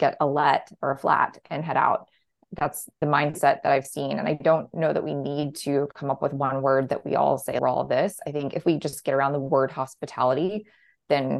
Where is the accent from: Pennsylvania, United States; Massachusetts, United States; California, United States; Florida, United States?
Florida, United States; Orlando; I grew up in Orlando